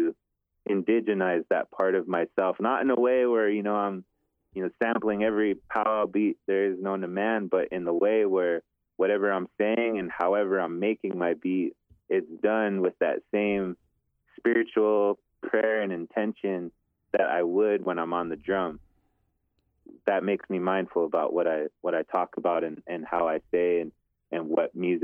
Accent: Eagle Butte, South Dakota, United States; also born or lived in Crow Creek / Fort Thompson; I grew up in Eagle Butte and Crow Creek, Fort Thompson area

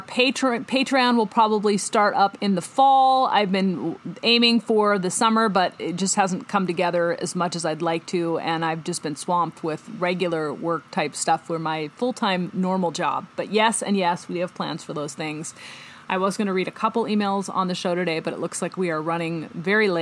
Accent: Pacific Northwest, United States; I grew up in the Pacific Northwest

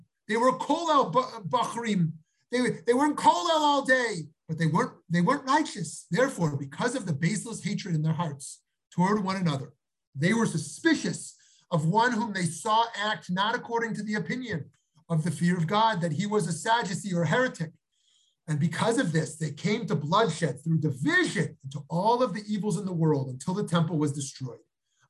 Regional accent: New York, United States; moved away as an adult; now in Jerusalem, Israel; A couple of years ago, after we moved to Yerushalayim from New York, I was once walking with my family in the Beit Yisrael neighborhood

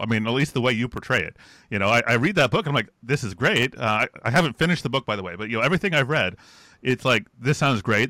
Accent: United States; an American

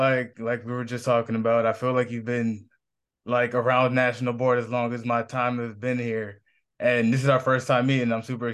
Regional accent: Massachusetts, United States; moved away; I got a little bit of family from Louisiana, from the South, and they introduced me to a lot of this Southern stuff. And I grew up north in Massachusetts

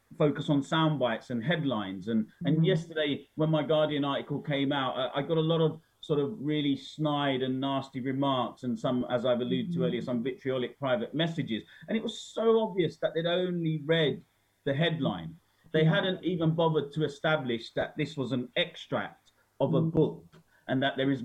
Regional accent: United Kingdom; as a Brit

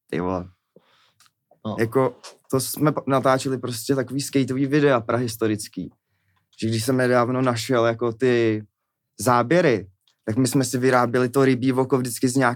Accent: Czechia; jsme Češi my prostě

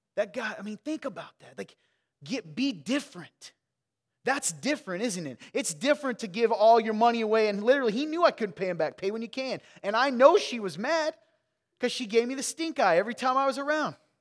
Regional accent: Midwest, United States; I grew up in the Midwest with you

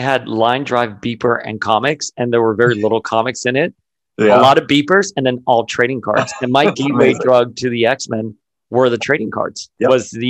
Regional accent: Miami, Florida, United States; I grew up in Miami during the 80s and the 90s during the cocaine war.

